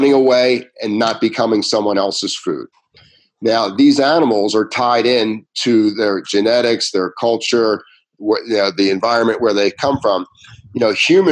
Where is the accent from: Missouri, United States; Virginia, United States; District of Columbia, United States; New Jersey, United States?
New Jersey, United States; Ventnor City; I grew up in Ventnor